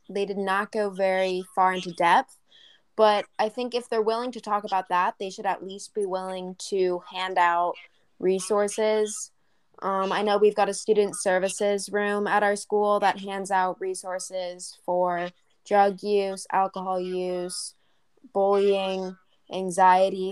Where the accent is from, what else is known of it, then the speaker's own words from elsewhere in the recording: San Diego, California, United States; In my hometown of San Diego